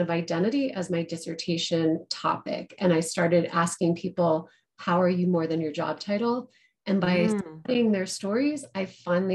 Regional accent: Colorado, United States; moved away; also born or lived in Denver; I am a Colorado girl. I live in Denver now, but I grew up in the mountains and then moved in and out of the state until I came back.

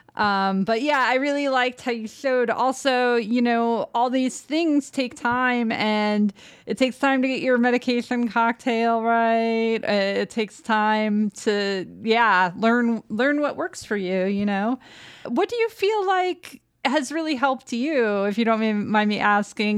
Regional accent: Downers Grove, Illinois, United States; I actually grew up in Downers Grove, Illinois

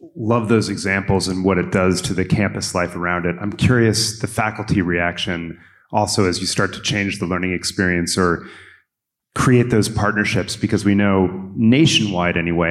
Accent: Maryland, United States; in my home state, in Jeff's adopted state, uh, of, of Maryland

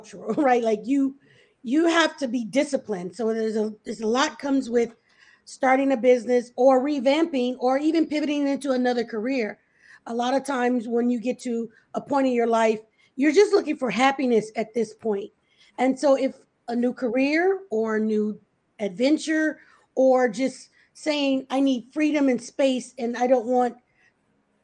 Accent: Louisiana, United States; moved away as an adult; also born or lived in New Orleans, Louisiana; now in Georgia, United States; hospitality was something I kind of grew up on because I'm from Louisiana

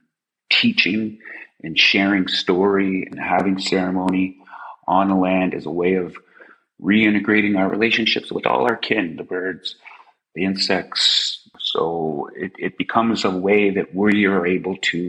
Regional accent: Tobique First Nation, New Brunswick, Canada; I am from Tobik Nikutkuk First Nation

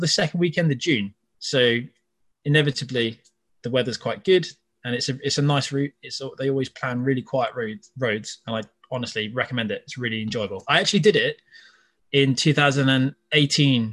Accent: Cornwall, South West England, United Kingdom; moved away as an adult; also born or lived in Netherlands; growing up in Cornwall, where rugby, football and surfing are really popular

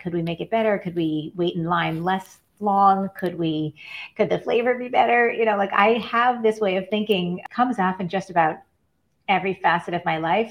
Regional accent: Colorado Springs, Colorado, United States; moved away; also born or lived in New York City / Philadelphia / Louisiana; I grew up in the Rocky Mountains and Colorado Springs, looking at Pikes Peak out my window

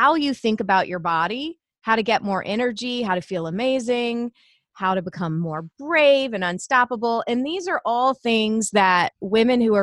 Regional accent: Savannah, Georgia, United States; now in Indiana, United States; I grew up in Savannah, Georgia. I live in the Midwest now. I live in Indiana and have been here about 20 years.

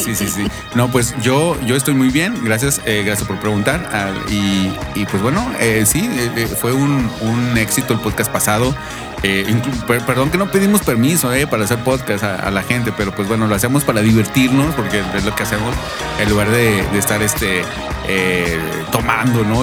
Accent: Monterrey, Nuevo León, Mexico; allá en, en, mi niñez, allá en Nuevo León, en Monterrey

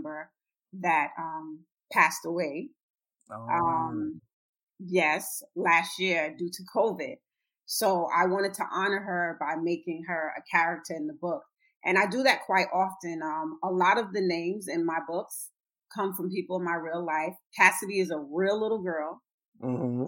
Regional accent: Trinidad & Tobago; I'm Trinidadian, and her dad is Panamanian.

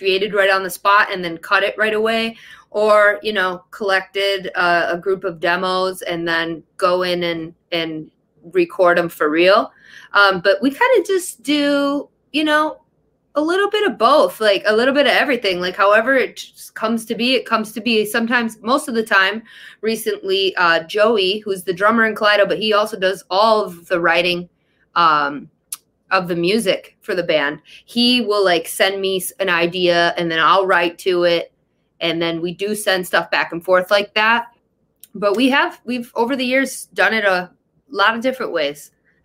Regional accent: Detroit, Michigan, United States; also born or lived in Los Angeles, California; we're from Detroit

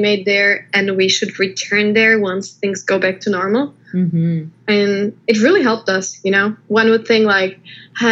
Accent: Slovakia; moved away as an adult; also born or lived in China / Taiwan / London; now in United States; I was born in Slovakia. I came to the United States with my husband, who got a job here.

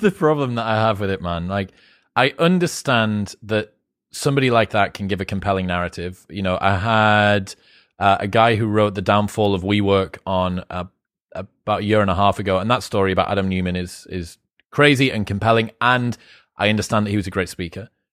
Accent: United Kingdom; I'm British

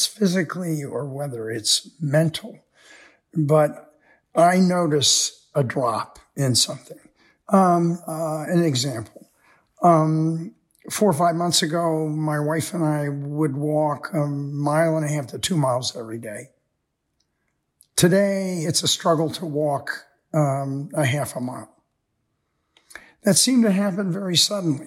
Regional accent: United States; Most of us growing up in America

